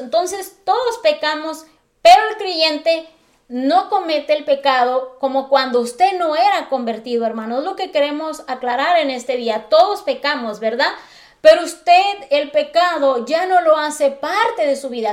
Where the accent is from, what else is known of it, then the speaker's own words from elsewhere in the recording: Acapulco, Guerrero, Mexico; Yo soy de Acapulco Guerrero